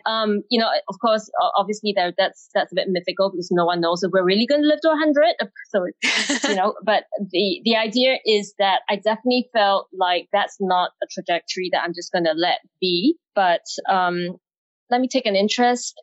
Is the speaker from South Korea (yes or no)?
no; Singapore; moved away as an adult; also born or lived in England; I'm Singaporean, having grown up in Singapore